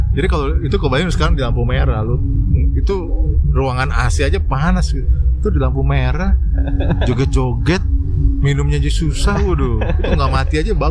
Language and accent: Indonesian; Jakarta, Indonesia; kita orang Betawi